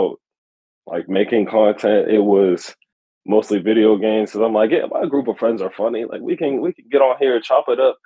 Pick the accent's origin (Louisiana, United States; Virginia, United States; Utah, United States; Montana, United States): Virginia, United States; I'm not from Oregon. I'm actually on the other side of the country in Virginia